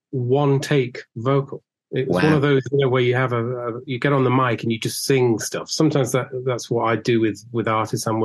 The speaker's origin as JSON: {"language": "English", "area": "Cheshire", "region": "North West England", "country": "United Kingdom", "said": "we're two northerners"}